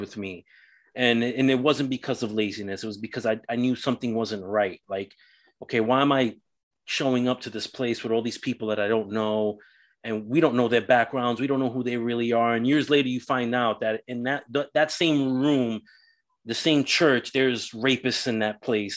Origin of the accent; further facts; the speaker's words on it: New York City, New York, United States; So growing up in New York City, I grew up Roman Catholic